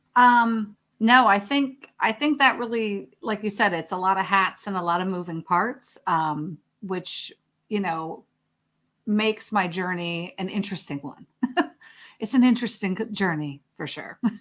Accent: Chicago, Illinois, United States; moved away; I'm from Chicago originally, so for me, that's just, you know, Midwest mentality

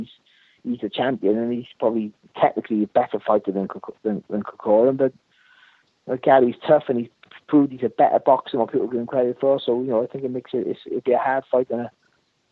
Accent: Wales, United Kingdom; I'm a Welsh guy

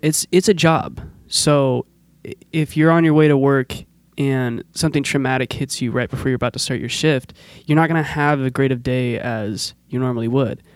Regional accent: Forest Grove, Oregon, United States; I grew up in Forest Grove

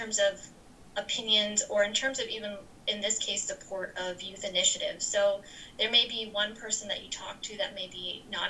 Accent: New Jersey, United States; growing up in New Jersey

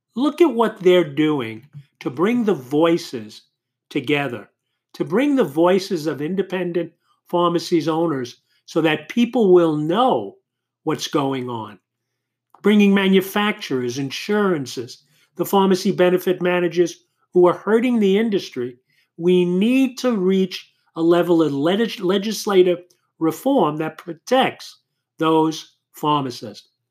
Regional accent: New York City, New York, United States; Howie was born and raised in Queens, New York, as I was

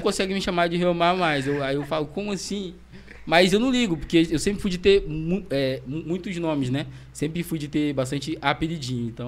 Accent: Itaperuna, Rio de Janeiro, Brazil; moved away as an adult; eu tinha voltado para Itaperuna

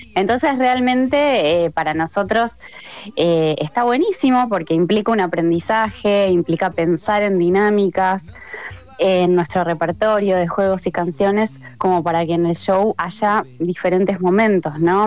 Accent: Buenos Aires Province, Argentina; yo soy del conurbano bonaerense

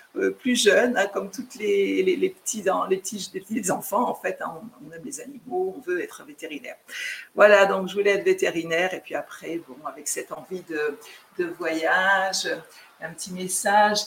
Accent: Chartres, Centre-Val de Loire, France; moved away as an adult; also born or lived in Guadeloupe (ancestry); now in Sint Maarten; je suis née en France, j'ai grandi aussi en métropole. J'ai fait voilà, toute la partie de ma vie en métropole

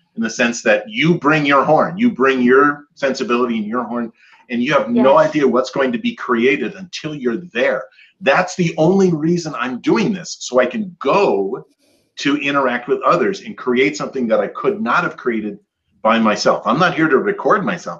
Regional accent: Michigan, United States; I grew up in Michigan, and I have lots of Scandinavian family

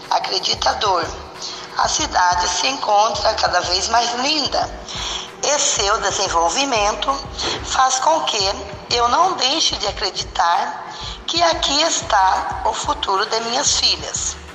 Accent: Goioerê, Paraná, Brazil; moved away as an adult; now in Mato Grosso, Brazil; Vim do estado do Paraná, cidade de Goiorê, para o estado de Mato Grosso, no ano de 2004.

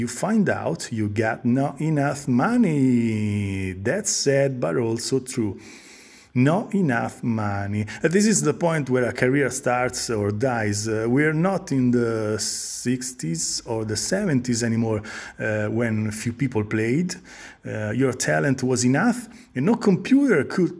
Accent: Italy; we are a band from Italy

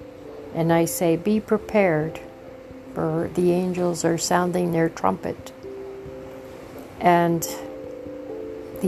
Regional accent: Canada; I am a Canadian

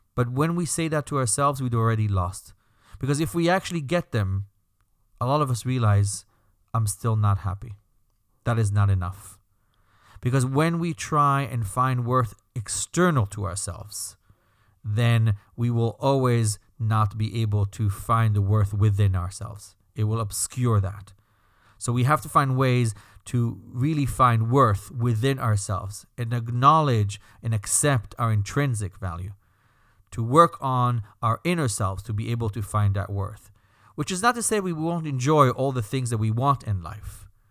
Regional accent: Belgium; accent: slight accent; moved away; That's my slight accent, by the way. I'm Belgian.

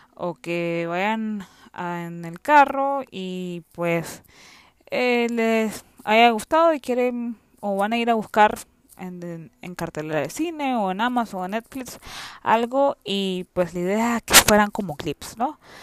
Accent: Nicaragua; soy de Nicaragua

